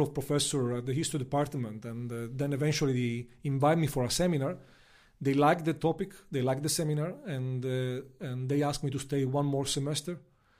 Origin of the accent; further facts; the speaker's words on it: Palermo, Sicily, Italy; English is a second language; moved away as an adult; now in Beijing, China; President Mattarella is from my hometown